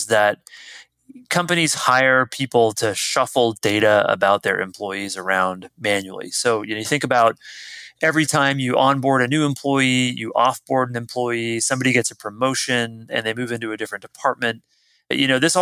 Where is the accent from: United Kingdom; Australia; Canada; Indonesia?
Canada; moved away as an adult; now in San Francisco Bay Area, United States; I'm Canadian, but I got an American passport so I could vote. I came out to the Bay Area, San Francisco Bay Area, originally to work for Apple